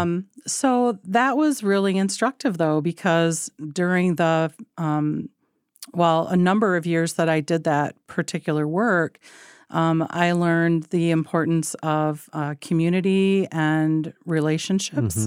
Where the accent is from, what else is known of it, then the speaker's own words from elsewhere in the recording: Michigan, United States; I was born in Michigan, grew up in Michigan, uh, came from rural Michigan